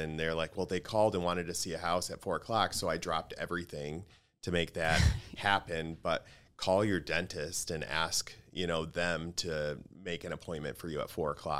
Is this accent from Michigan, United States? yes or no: yes; Grand Rapids, Michigan, United States; born or raised there